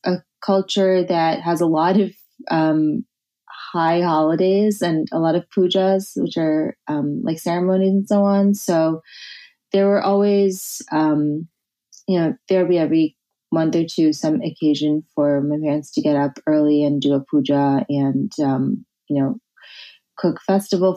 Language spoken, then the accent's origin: English; New Jersey, United States; born or raised there; now in New York, United States